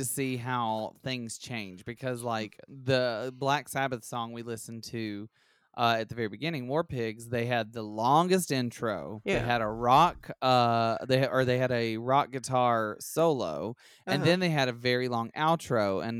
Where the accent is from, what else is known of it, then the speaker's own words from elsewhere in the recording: Alabama, United States; I'm from Alabama.